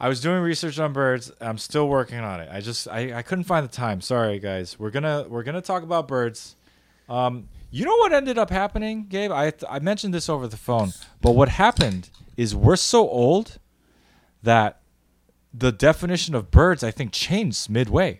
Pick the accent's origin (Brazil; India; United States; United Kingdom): United States; That's being real as an American